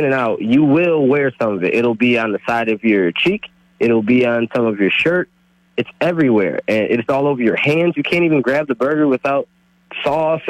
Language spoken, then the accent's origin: English; Ohio, United States; moved away; I'm from Ohio